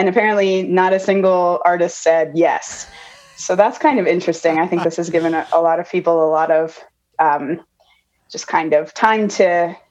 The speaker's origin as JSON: {"language": "English", "region": "Manitoba", "country": "Canada", "tie": "born or raised there", "also_born_or_lived": "United States", "moved": "as an adult", "said": "I grew up here in Manitoba."}